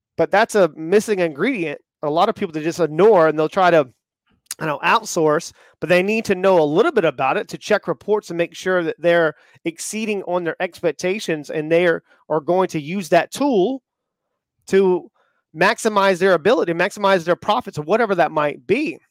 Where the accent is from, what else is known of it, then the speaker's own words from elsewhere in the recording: the South, United States; I grew up in the South